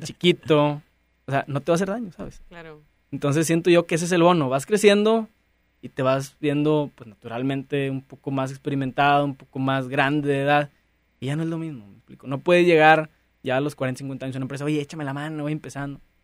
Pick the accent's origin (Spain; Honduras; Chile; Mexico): Mexico